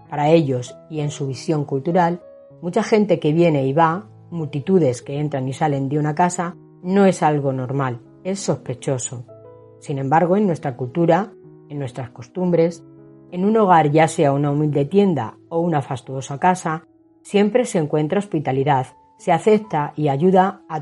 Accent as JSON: {"language": "Spanish", "country": "Western Sahara", "first_language": "Hassaniya", "second_language": "Spanish", "said": "Nos hacían ver que nosotros éramos saharauis, que no teníamos nada que ver con los marroquíes más allá de vivir en coherencia, en armonía y en respeto."}